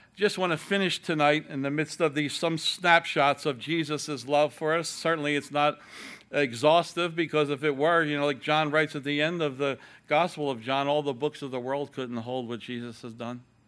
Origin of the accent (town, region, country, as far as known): Ireland